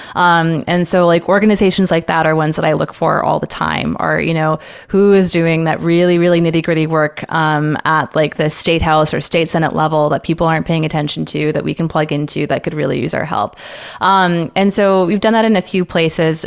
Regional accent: San Antonio, Texas, United States; moved away as an adult; also born or lived in Washington, D.C.; I grew up in San Antonio, Texas, far and away from D C

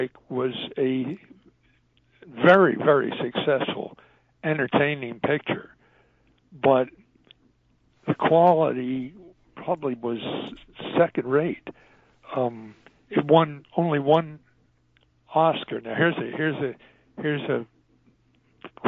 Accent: Philadelphia, Pennsylvania, United States; I'm a Philadelphian

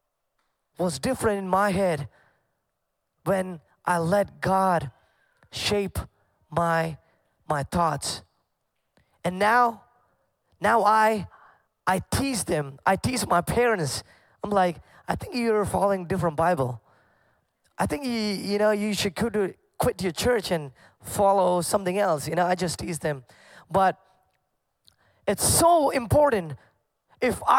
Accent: Kuwait; moved away; I grew up in Kuwait, and growing up, I grew up in a Pentecostal family

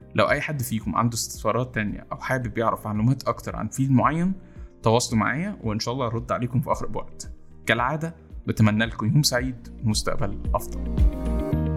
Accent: Egypt; إحنا كمصريين

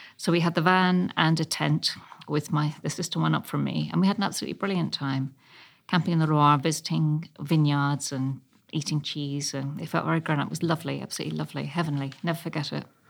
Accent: London, United Kingdom; also born or lived in Ealing, London; I was born in Chelsea, just off King's Road before it was posh.

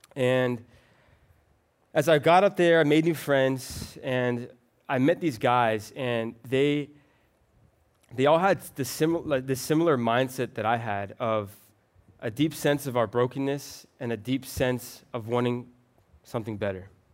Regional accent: Florida, United States; I'm actually from Florida

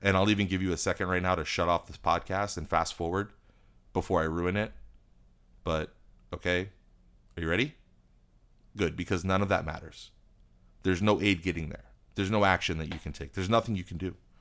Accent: United States; Being an American

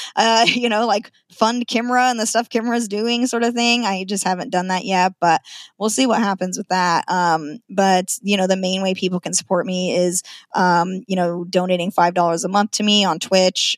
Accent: Nampa, Idaho, United States; moved away as an adult; now in Washington, United States; I'm a born and raised Idahoan, born in Nampa.

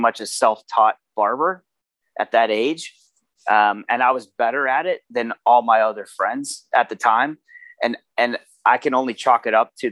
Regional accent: Baltimore, Maryland, United States; it was a very rough environment as a child and as a young, you know, stranger growing up in Baltimore

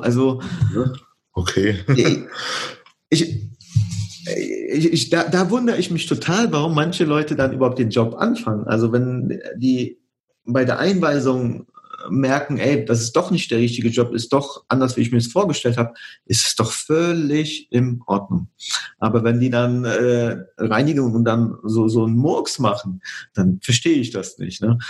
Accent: Cologne region, North Rhine-Westphalia, Germany; also born or lived in Poland; ich komme ursprünglich aus der Region Köln

